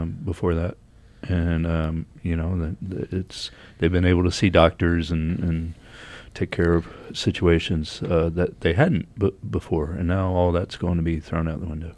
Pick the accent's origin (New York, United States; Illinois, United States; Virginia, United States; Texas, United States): Virginia, United States; moved away; I grew up in Virginia